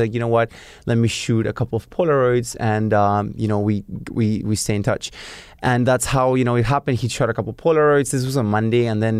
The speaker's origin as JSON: {"language": "English", "region": "Lima", "country": "Peru", "tie": "born or raised there", "said": "So I was born and raised in Peru, in Lima, which is the capital of Peru, and always very exposed to, you know, a South American, you know, country."}